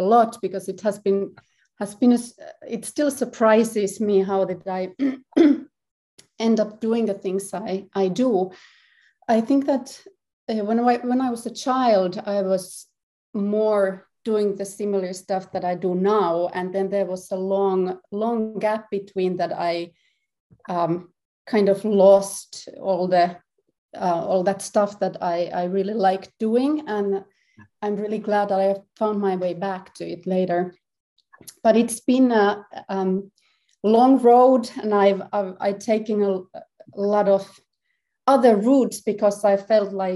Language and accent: English; Helsinki, Uusimaa, Finland; I'm from Helsinki, Finland, and I'm a composer, harpist and performance artist